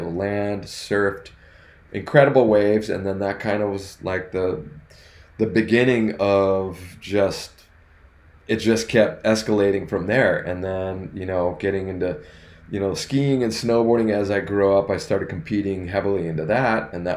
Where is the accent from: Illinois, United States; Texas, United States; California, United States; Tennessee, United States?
California, United States; Northern; now in Southern California, United States; we grew up in Northern California, and we had a place in Lake Tahoe